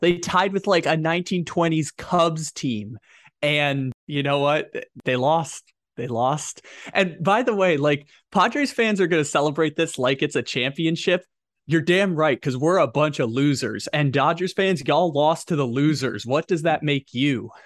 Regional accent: San Diego, California, United States; moved away; I'm from San Diego. I, I don't live there anymore

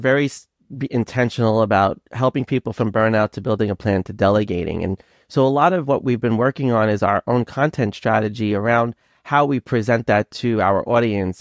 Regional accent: Long Island, New York, United States; accent: Brooklynese Long Island; also born or lived in Brooklyn / Schenectady, New York; I have like this Brooklynese kind of Long Island combination accent

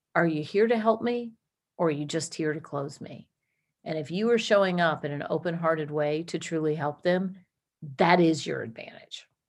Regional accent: Washington, District of Columbia, United States; moved away as an adult; also born or lived in Georgia; I'm originally from Washington, D C

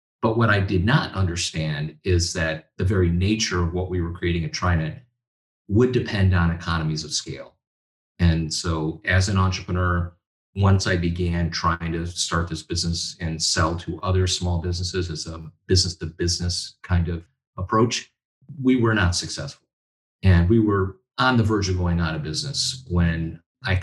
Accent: Little Falls, New York, United States; moved away as an adult; also born or lived in Silicon Valley, California; I moved my family from Silicon Valley to my hometown in upstate New York

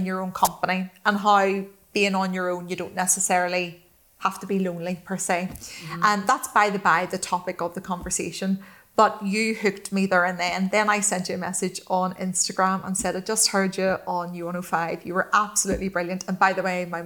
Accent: Ireland; moved away as an adult; also born or lived in Dubai; at home with my mom in Ireland

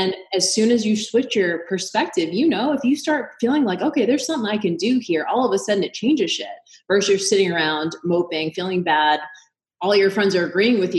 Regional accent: Boston, Massachusetts, United States; I'm from Boston, huge Irish Catholic family.

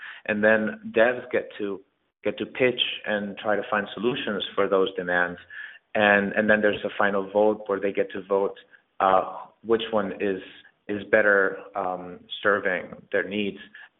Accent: Spain; English is a second language; now in New York City, United States; I moved to New York City from Spain 6 years ago

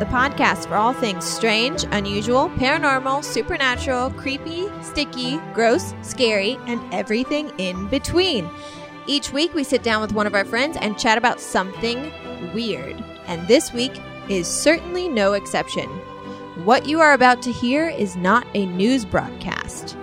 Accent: Illinois, United States; moved away as an adult; my hometown because I lived there for like 21 years

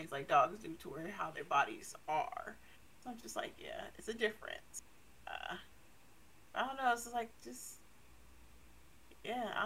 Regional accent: United States; as an American

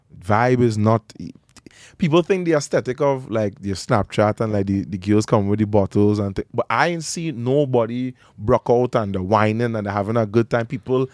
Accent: Trinidad & Tobago; moved away; I'm a Trinidadian man, I'm from Trinidad and Tobago. I understand the culture.

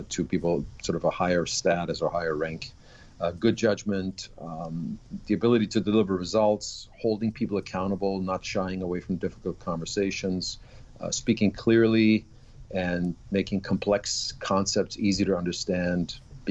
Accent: Augsburg, Bavaria, Germany; English is a second language; moved away as an adult; also born or lived in Vienna, Austria / Washington, D.C., United States / Denver, United States; now in New York, United States; my hometown is Augsburg, which is outside of Munich

